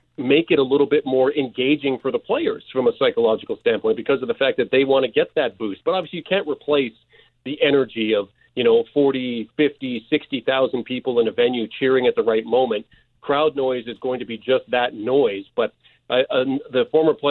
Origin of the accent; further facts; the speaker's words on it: Canada; now in Miami, United States; I'm just a Canadian who lives down here